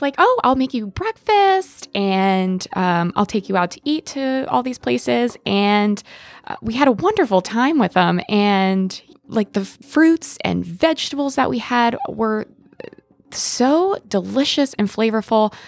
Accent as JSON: {"language": "English", "region": "Pennsylvania", "country": "United States", "said": "I'm from Pennsylvania"}